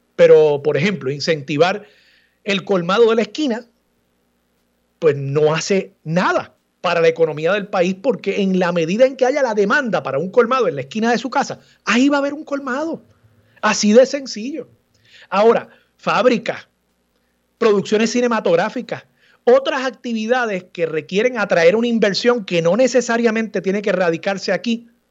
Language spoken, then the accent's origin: Spanish; Puerto Rico; todos los puertorriqueños caminando por las calles de esa ciudad murallada